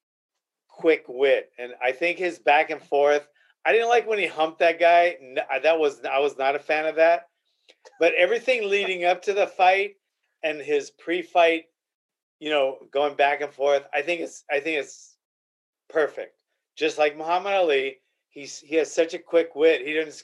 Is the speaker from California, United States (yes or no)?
yes; Arroyo Grande, California, United States; I'm like from Arroyo Grande?